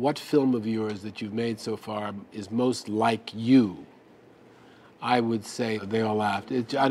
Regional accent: New York, United States; It's New York, my hometown.

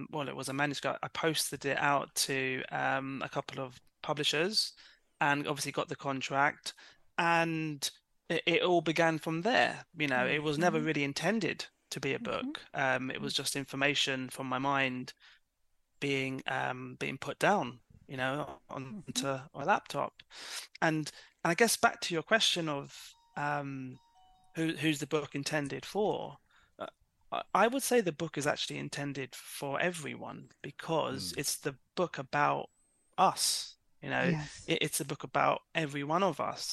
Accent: London, United Kingdom; I was born in London

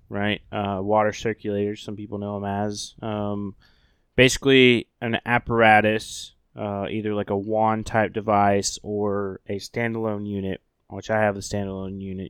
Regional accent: Oklahoma, United States; moved away; the great state of Oklahoma, uh, my home state

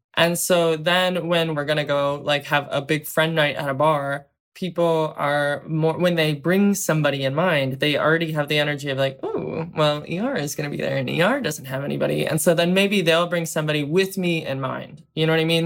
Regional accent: Southern Ohio, United States; I grew up in Southern Ohio

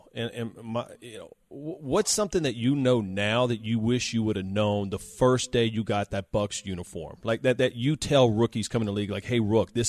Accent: Port Allen, Louisiana, United States; also born or lived in Baton Rouge, Louisiana; I'm from Baton Rouge, Louisiana, actually right across the bridge in Port Allen, Louisiana.

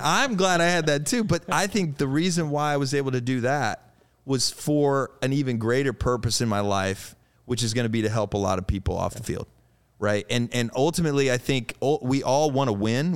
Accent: Eureka, Illinois, United States; I grew up in Illinois, right? So I just have this Midwest kid in me

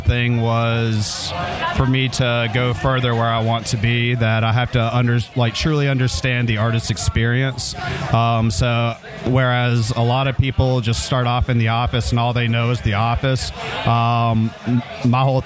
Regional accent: North Carolina, United States; moved away; I grew up in North Carolina

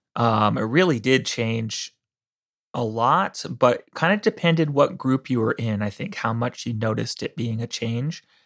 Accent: Santa Cruz, California, United States; I grew up in Santa Cruz

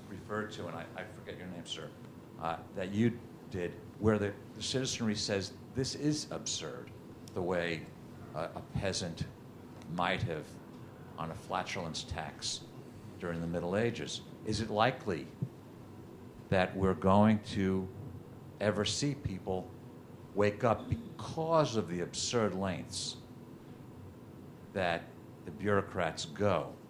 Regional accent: United States

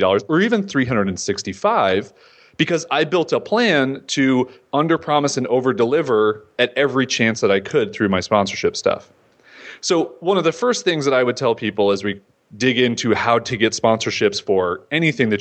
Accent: Florida, United States; I'm a nobody from Florida who lives in a beach town

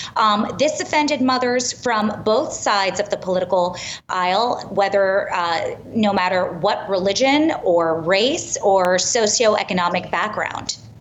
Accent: New York City, New York, United States; I'm born and raised in Manhattan

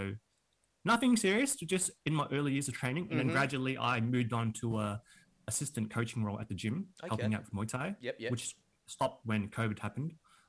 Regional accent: Kensington, Victoria, Australia; in Kensington, which was like inner west.

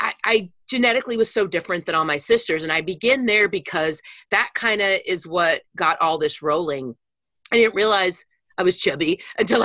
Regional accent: Wichita Falls, Texas, United States; I grew up in Wichita Falls, Texas.

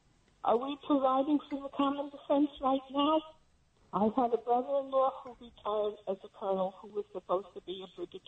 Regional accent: Stony Point, New York, United States; moved away as an adult; also born or lived in Rockland County, New York; now in Maricopa County, United States; I grew up in Stony Point, New York, the home of the American Revolutionary War that won the freedom for this country.

